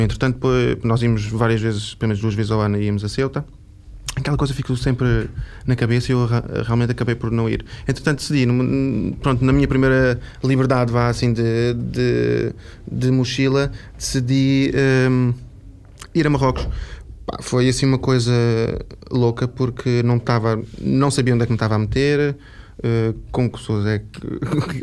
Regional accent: Lisbon, Portugal; also born or lived in Algarve / Évora; sou de Lisboa, nasci em Lisboa, tive a minha infância toda aqui

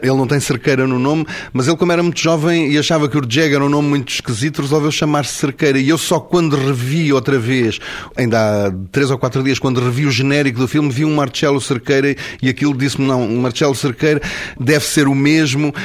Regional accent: Portugal; first language Portuguese

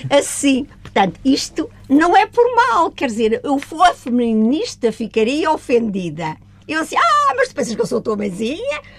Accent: Évora, Alentejo, Portugal; born there; Sim, em Évora.

